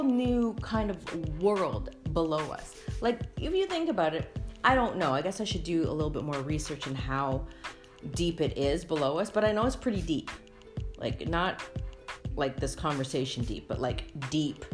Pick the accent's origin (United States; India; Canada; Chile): Canada; I am Canadian